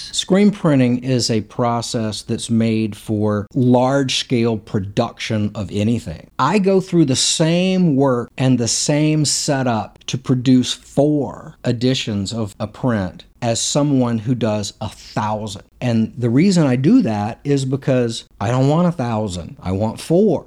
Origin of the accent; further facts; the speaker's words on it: Hattiesburg, Mississippi, United States; also born or lived in Louisiana; now in Nashville, United States; I grew up in Hattiesburg, Mississippi. I was born in Louisiana, and we moved there when I was probably in kindergarten